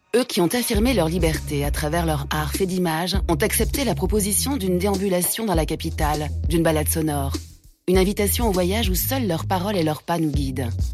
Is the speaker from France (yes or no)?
yes; Marseille, Provence-Alpes-Côte d'Azur, France; moved away as an adult; also born or lived in Paris; je suis un provincial, un Marseillais qui est monté à Paris. Pour faire du, cinéma, je suis monté, je devais avoir 19-20 ans